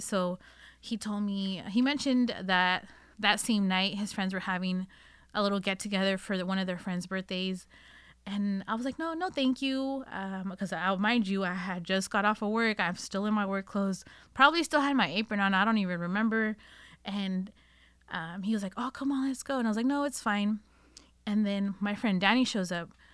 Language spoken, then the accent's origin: English; Northern California, United States; I was born and raised here in Northern California